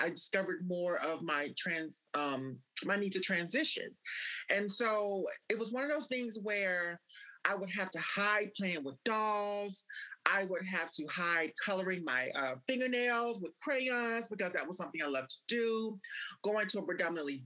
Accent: Mississippi, United States; I was born and raised in Mississippi

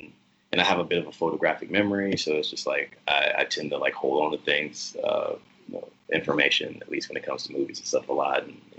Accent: the South, United States; whether that's like growing up in the South or being in the military

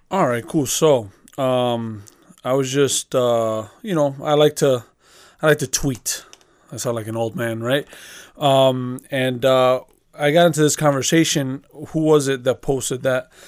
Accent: Chicago, Illinois, United States; We, we grew up in Chicago. we grew up into a certain culture based off of the fact that, you know, the neighborhood that we grew up in. We already grew up in Chicago, grew up in the south side of Chicago.

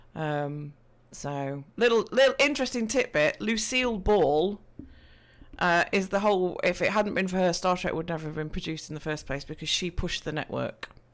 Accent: East Midlands, United Kingdom; I am from, uh, the Midlands of the U K, so if you're looking at a map and you see Nottingham, Leicestershire, Derbyshire, that's, I'm in that vicinity of, of Great Britain.

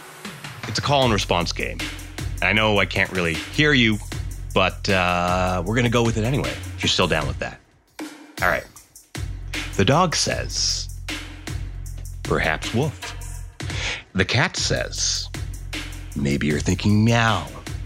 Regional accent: Trinidad & Tobago; So, I'm Trinidadian. Specifically, I'm Indo-Trinidadian.

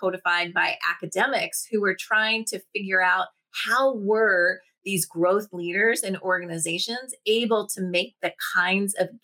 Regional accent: Washington, District of Columbia, United States; I was raised in Washington, D.C., started my career in politics

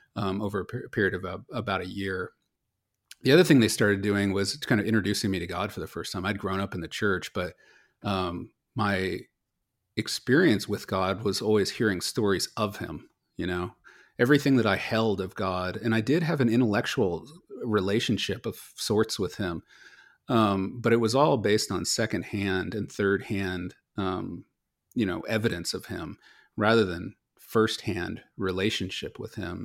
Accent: Silicon Valley, California, United States; also born or lived in Los Angeles / Philadelphia; I grew up here in Silicon Valley

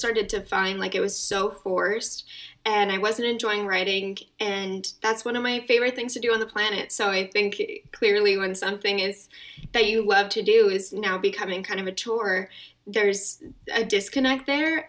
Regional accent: Calgary, Alberta, Canada; moved away as an adult; also born or lived in Toronto; I was born and raised in Calgary, um, and before the pandemic, I was living in Toronto as well.

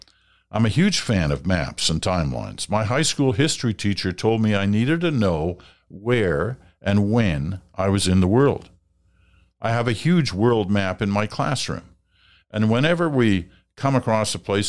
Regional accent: England, United Kingdom; born there; I was born in England.

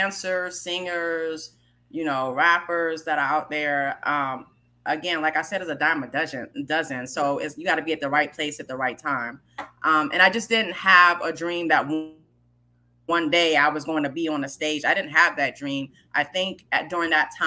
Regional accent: New York City, New York, United States; growing up in New York, period, it was not just hip hop culture.

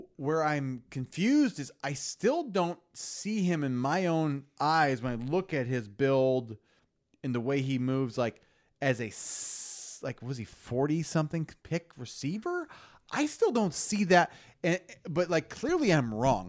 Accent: Lincoln, Nebraska, United States; we grew up in Lincoln, Nebraska, our dads played football for Nebraska

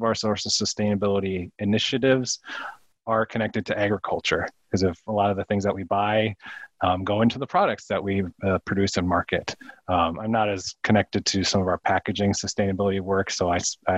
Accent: St. Paul, Minnesota, United States; moved away as an adult; I born and raised in St. Paul, Minnesota. And so I grew up in the city

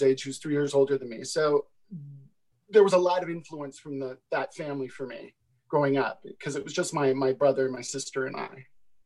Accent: Concord, California, United States; also born or lived in Houston, Texas; I was born in Houston, Texas, but I was raised in the East Bay of San Francisco in a town called Concord

